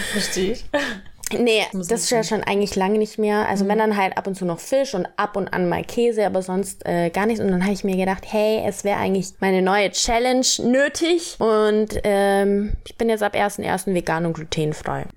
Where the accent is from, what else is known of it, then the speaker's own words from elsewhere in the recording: Kempten, Bavaria, Germany; moved away as an adult; also born or lived in Cologne / Berlin; gebürtige Allgäuerin